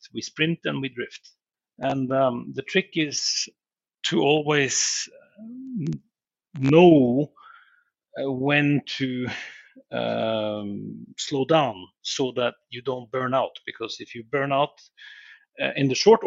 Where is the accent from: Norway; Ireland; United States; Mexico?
Norway; moved away; Norway, and growing up in Norway has been, you know, we are outdoor people. So I've lived around the world in many, many countries, far, far away